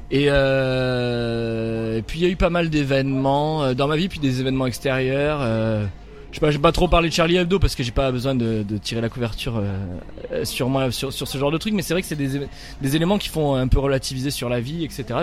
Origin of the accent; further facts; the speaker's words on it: Milhaud, Occitania, France; moi je suis un, petit gars de la banlieue de Nîmes. Voilà, je suis né à la j'ai grandi à Millau dans le Gard. C'est un petit, un petit village de banlieue